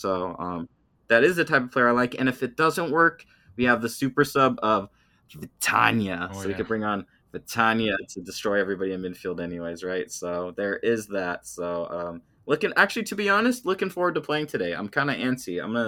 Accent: United States; We are American.

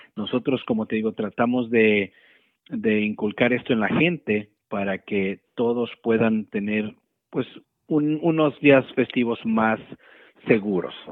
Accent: Mexico; moved away; nosotros como, como cultura mexicana te puedo decir que eh, eh, donde yo crecí, pues mi mamá ponía un buró enfrente

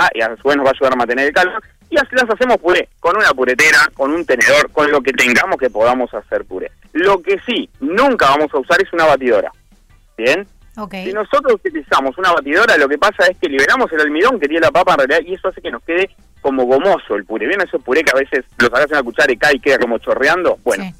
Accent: Flores, Uruguay; now in Montevideo, Uruguay; en el interior yo soy de Flores, hace muchísimos años que estoy acá en Montevideo.

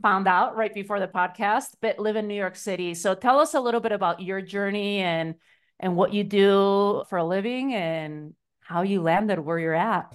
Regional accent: Spain; moved away; growing up in Spain, you know, a very patriarchal country

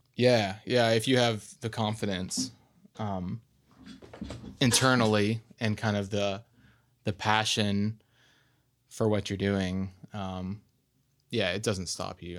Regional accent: Arkansas, United States; I'm from Arkansas

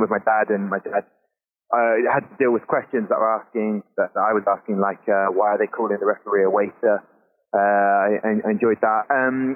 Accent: Southampton, South East England, United Kingdom; I'm from Southampton, but so I grew up and a lot of my mates were Saints fans.

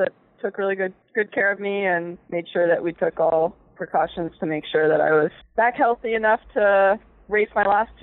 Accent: Montgomery County, Maryland, United States; growing up in Montgomery County, and I'll always consider it home.

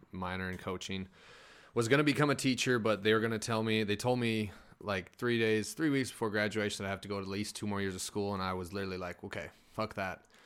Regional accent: Crosby, North Dakota, United States; moved away as an adult; I grew up there and went to college there and mm. I moved down here.

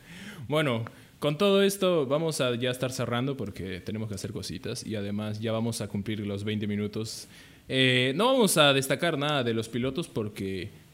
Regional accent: Peru; aquí en Perú, para los que no sepan, somos peruanos

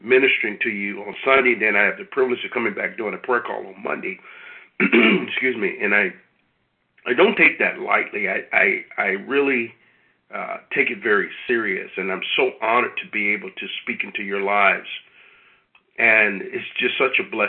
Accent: United States; those of us who were born here

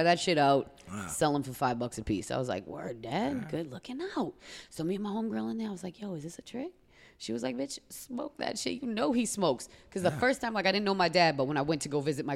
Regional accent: Beverly, Massachusetts, United States; moved away as an adult; also born or lived in Lawrence, Massachusetts; I was born in Beverly.

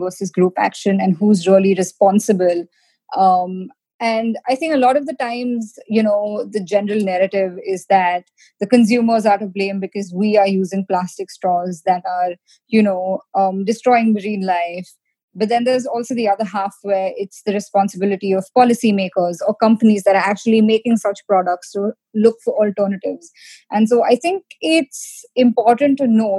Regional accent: India; now in United States; being an Indian, we're always taught the importance of sort of being scrappy, jugaad

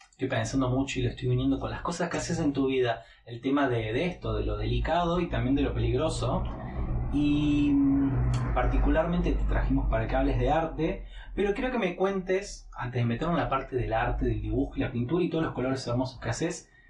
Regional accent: Buenos Aires, Argentina; accent: porteño; quizás soy un porteño que no es tan porteño, eh, más precisamente por el acento, pero también por cuestiones culturales y de costumbres.

